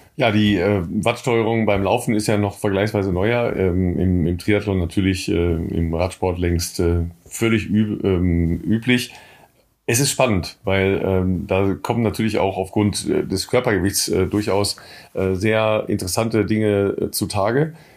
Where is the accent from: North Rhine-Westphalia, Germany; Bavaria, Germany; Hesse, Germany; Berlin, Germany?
North Rhine-Westphalia, Germany; home town ten kilometres from Coesfeld; das ist äh, zehn Kilometer von meinem Heimatort entfernt